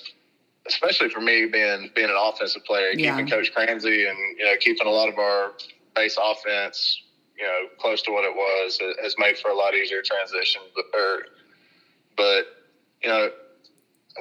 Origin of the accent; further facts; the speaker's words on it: Kentucky, United States; I'm from Kentucky